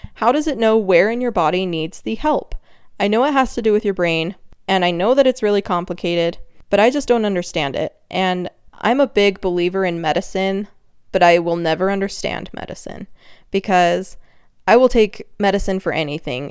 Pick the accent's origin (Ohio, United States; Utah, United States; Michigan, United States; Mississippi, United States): Utah, United States; accent: Utah; There was my Utah accent